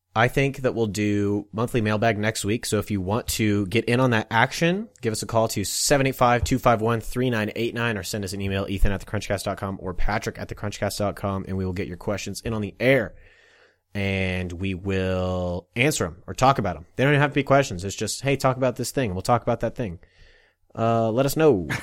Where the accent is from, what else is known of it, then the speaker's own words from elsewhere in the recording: Olathe, Kansas, United States; that's where I'm from